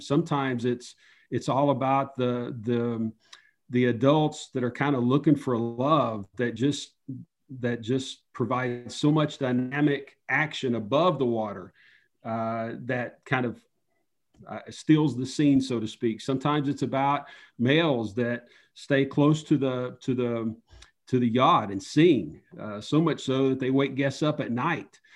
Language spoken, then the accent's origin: English; Upper East Tennessee, United States; moved away; I grew up in Upper East Tennessee, near the borders of Tennessee, Virginia, and North Carolina, kind of in the mountains